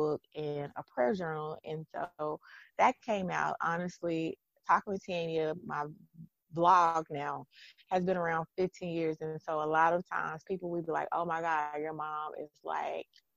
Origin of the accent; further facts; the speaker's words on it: East Texas, United States; moved away as an adult; also born or lived in Virginia; I'm from East Texas